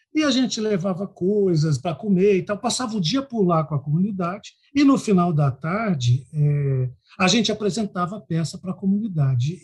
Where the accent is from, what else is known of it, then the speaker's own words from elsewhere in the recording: Londrina, Paraná, Brazil; now in Cuiabá, Brazil; Eu esqueço, às vezes, que eu sou paranaense